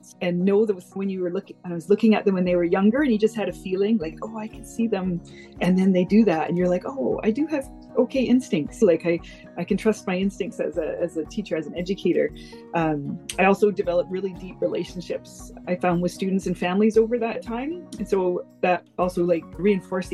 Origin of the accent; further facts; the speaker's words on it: Richmond, British Columbia, Canada; now in Gulf Islands, Canada; I've been living in the Gulf Islands for over 20 years now, but I grew up in Richmond.